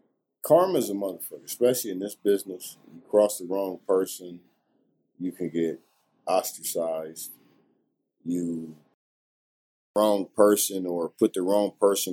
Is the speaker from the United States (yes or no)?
yes; Akron, Ohio, United States; That's my home state. I'm from Northeast Ohio, which is Akron, Ohio.